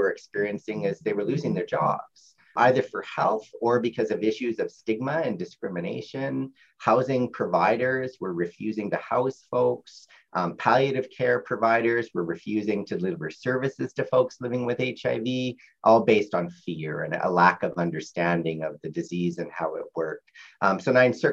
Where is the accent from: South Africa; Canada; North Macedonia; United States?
Canada; Winnipeg, Manitoba; I grew up in Fort Richmond and surrounded by a university kind of environment